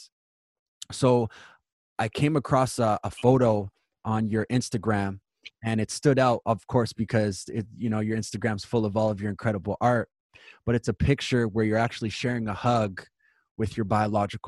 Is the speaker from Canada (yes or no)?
yes; Winnipeg, Manitoba, Canada; I moved out when I was 16, and I'm born and raised in Winnipeg